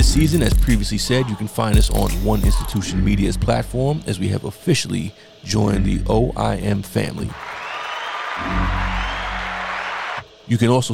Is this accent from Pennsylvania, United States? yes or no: no; New York City, New York, United States; I was born in the Bronx and partially raised in the Bronx